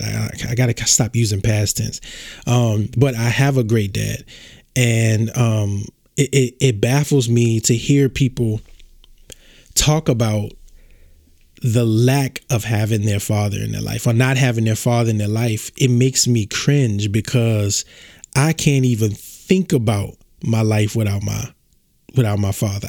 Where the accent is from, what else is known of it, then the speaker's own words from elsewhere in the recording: born in Baton Rouge, small town in southern Louisiana, United States; I'm from Louisiana, small town in Louisiana, southern Louisiana. I was born at uh, Earl K. Long Hospital in Baton Rouge, Louisiana.